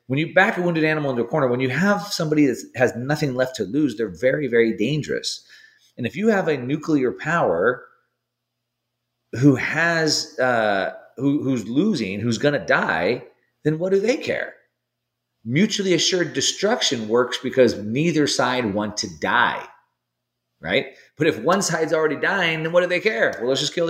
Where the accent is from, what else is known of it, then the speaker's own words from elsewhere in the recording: United States; as an American